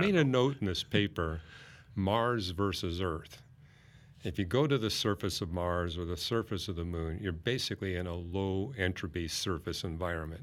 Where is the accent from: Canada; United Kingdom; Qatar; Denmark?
Canada; Vancouver, British Columbia; I grew up in Vancouver, British Columbia